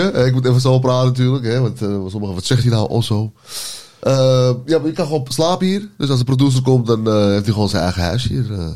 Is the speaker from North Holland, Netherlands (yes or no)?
yes; Amsterdam, North Holland, Netherlands; Ik ben opgegroeid in Oost en in Noord en in het uh, en in West ook